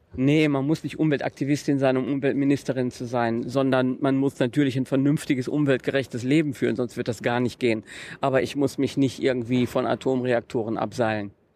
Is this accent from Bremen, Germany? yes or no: no; North Rhine-Westphalia, Germany; Vom Niederrhein